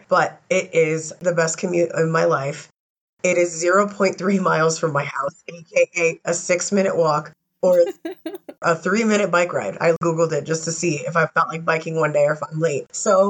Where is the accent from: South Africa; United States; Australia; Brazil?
United States; New York; moved away; I'm such a New Yorker.